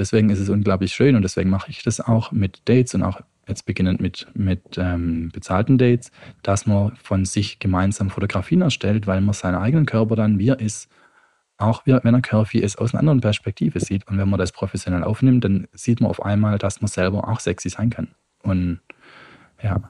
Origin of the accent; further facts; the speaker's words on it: Stuttgart, Baden-Württemberg, Germany; now in Utrecht, Netherlands; Ich komme ursprünglich aus Stuttgart, wohne derzeit in Utrecht